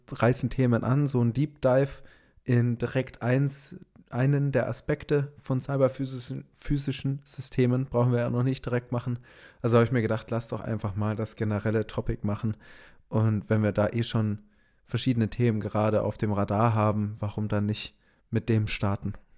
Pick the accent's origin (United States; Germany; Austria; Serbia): Germany; Augsburg, Bavaria; Wir kommen aus Augsburg, da gibt es KUKA